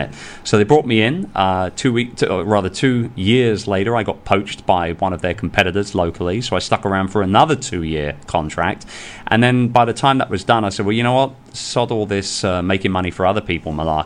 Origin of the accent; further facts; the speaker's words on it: London, United Kingdom; moved away as an adult; now in Philippines; I'm a sales and marketing guy, born and raised in London.